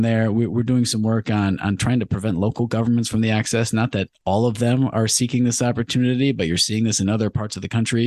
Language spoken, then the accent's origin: English; Clawson, Michigan, United States; a successful restaurant in my hometown of Clawson